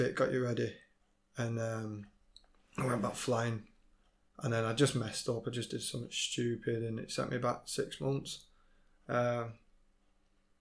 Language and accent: English; Leyland, North West England, United Kingdom; I'm from Leyland, I'm a Preston lad.